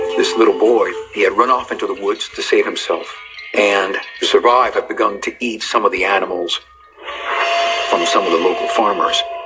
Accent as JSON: {"language": "English", "region": "Havana", "country": "Cuba", "tie": "born or raised there", "said": "I was born in Havana, Cuba."}